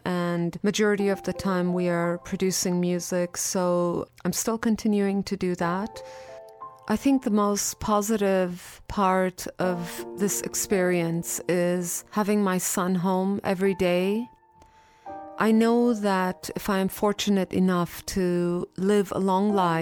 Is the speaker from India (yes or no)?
yes; India; also born or lived in Iran; now in Los Angeles, United States; I was born in Iran, raised in India, and I currently live in Los Angeles